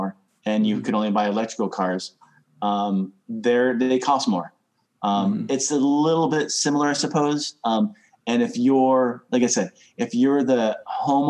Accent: Connecticut, United States; I come from Connecticut. We had an above ground pool when I was growing up

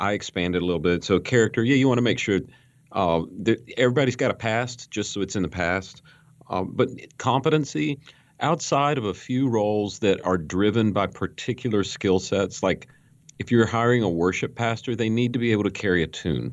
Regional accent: Western North Carolina, United States; I grew up in Western North Carolina

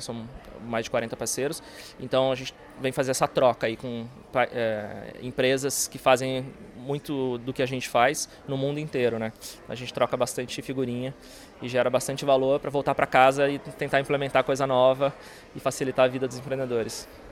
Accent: Brazil; now in United States; nós somos brasileiros

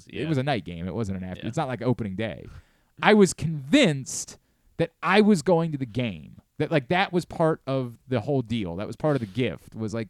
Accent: Baltimore, Maryland, United States; my 12th and 13th birthdays are very cool for me as a kid growing up in Baltimore

